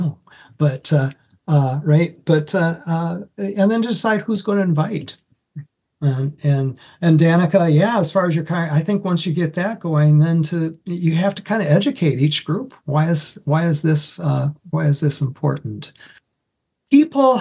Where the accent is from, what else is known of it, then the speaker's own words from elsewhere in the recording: Iowa, United States; moved away as an adult; also born or lived in Anoka, Minnesota; now in Minnesota, United States; I was first hired coming up from Iowa to Minnesota by a church up in Anoka